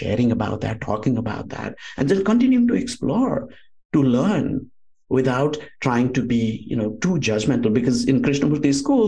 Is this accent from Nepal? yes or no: yes; outskirts of Kathmandu Valley, Bagmati, Nepal; moved away as an adult; also born or lived in India; now in Orange County, United States; grew up in the foothills of the Himalayas, outskirts of Kathmandu Valley